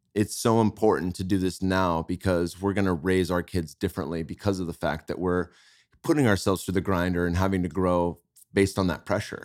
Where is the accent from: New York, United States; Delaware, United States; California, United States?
California, United States; Bay Area; now in Austin, United States; I'm from the Bay Area.